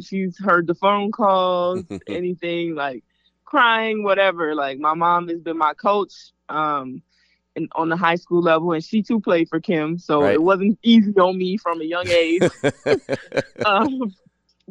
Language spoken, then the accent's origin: English; Slidell, Louisiana, United States; moved away; I'm from Slidell, Louisiana, so I used to take a lot of unofficial visits to LSU